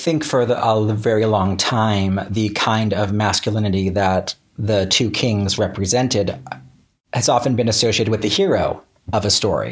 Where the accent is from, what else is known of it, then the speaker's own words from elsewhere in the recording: small East Coast town in Florida, United States; the swamp I grew up in was a small East Coast town